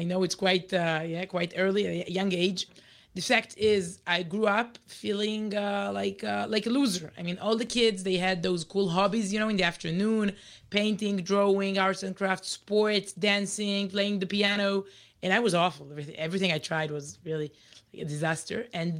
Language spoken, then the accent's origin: English; Israel; English is a second language; We're really native Israelis.